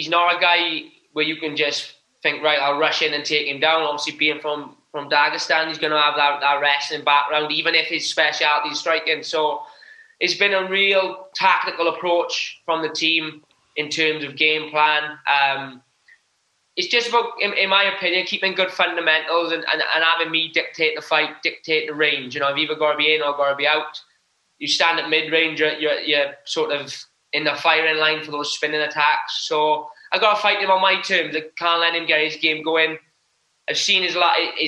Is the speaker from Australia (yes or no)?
no; United Kingdom; we're British